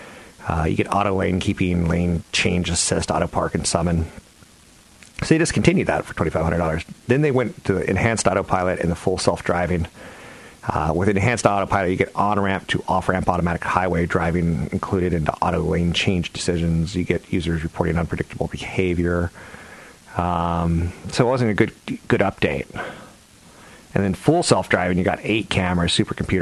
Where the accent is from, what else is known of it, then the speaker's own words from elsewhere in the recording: the South, United States; I'm from the South